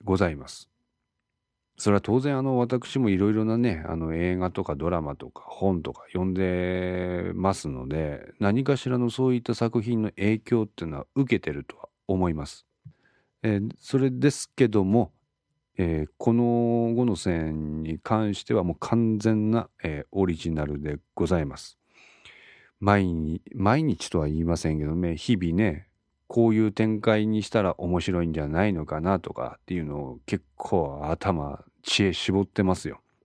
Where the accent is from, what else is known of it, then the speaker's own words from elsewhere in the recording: Ishikawa, Japan; 私は石川県に在住しております。生まれも育ちも石川県でございます。